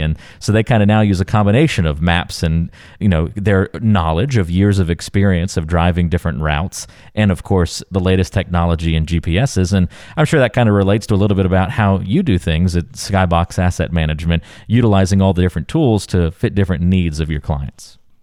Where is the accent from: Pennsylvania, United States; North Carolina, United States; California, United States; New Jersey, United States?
North Carolina, United States; I grew up in North Carolina